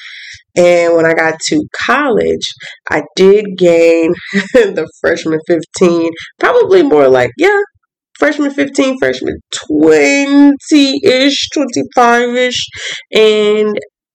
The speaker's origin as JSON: {"language": "English", "town": "Atlanta", "region": "Georgia", "country": "United States", "also_born_or_lived": "Birmingham", "moved": "as an adult", "said": "I'm from Atlanta"}